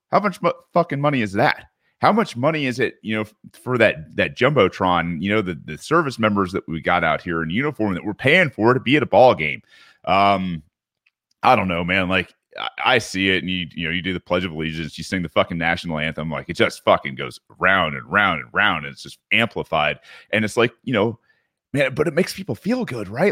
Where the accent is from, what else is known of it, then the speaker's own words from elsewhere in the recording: Gwinnett County, Georgia, United States; where I grew up in Gwinnett County